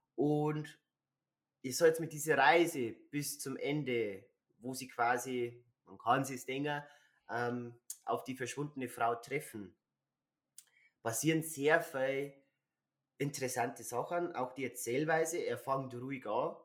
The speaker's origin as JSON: {"language": "German", "region": "Bavaria", "country": "Germany", "said": "wie sagt man bei uns in Bayern"}